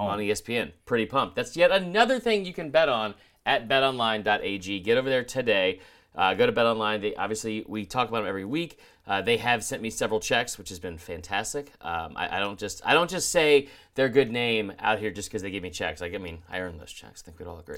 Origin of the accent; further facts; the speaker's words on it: Georgia, United States; growing up in Georgia, I listened to Munson all the time